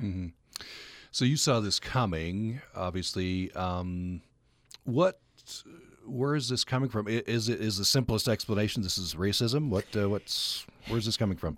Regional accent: Utah, United States; accent: thick Utah; my thick Utah accent

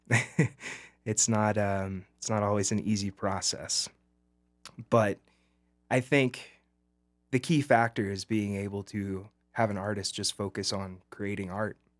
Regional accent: Birmingham, Alabama, United States; now in Montrose, United States; I grew up in Alabama, right outside of Birmingham

